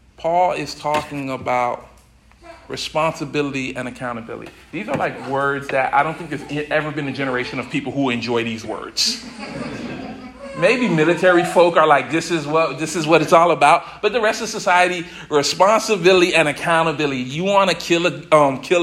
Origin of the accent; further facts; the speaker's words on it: the South, United States; now in New England, United States; I'm from the South originally